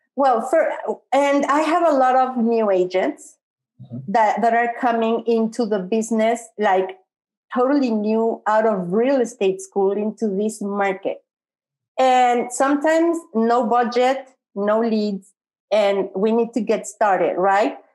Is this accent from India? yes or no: no; Mexico City, Mexico; I'm from Mexico City.